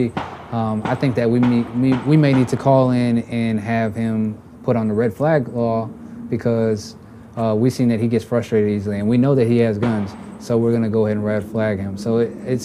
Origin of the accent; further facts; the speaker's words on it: Texas, United States; I grew up in Texas